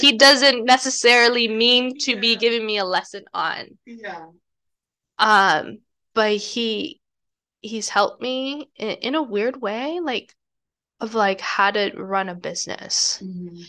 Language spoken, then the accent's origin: English; United States; the privilege aspect that I have growing up in the United States